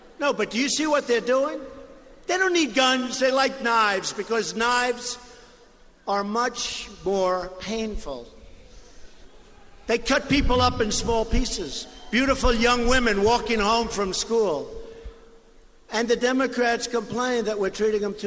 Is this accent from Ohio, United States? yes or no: no; Long Island, New York, United States; I grew up in Long Island, right next to Long Island